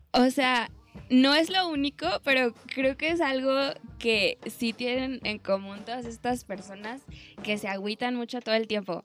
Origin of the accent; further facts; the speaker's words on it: Baja California, Mexico; moved away; yo soy de Baja California